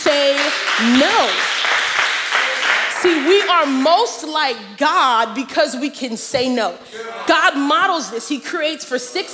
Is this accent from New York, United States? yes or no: yes; New York City, New York, United States; We are unashamedly from Brooklyn